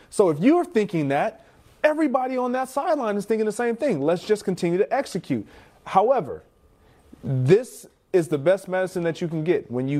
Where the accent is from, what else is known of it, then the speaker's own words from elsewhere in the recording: Michigan, United States; Look, I'm from Michigan.